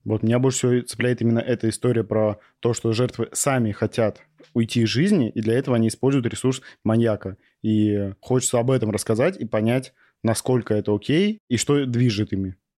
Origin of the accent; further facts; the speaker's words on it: Novosibirsk, Novosibirsk Oblast, Russia; в Новосибирске, потому что мой родной город